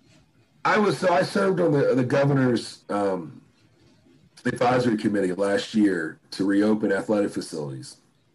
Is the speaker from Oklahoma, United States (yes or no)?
no; West Virginia, United States; as a poor kid growing up in West Virginia